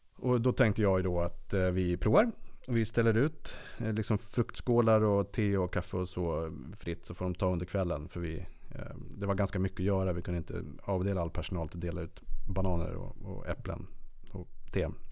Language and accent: Swedish; Sweden; som god svensk